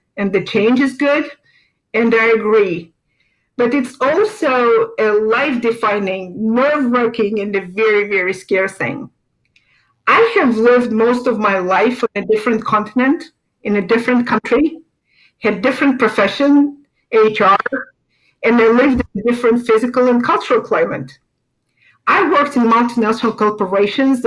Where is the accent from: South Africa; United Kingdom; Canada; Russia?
Russia; Moscow; moved away as an adult; also born or lived in Europe; now in Naples, United States; I was born in Moscow, Russia, and worked most of my life in Russia and in Europe.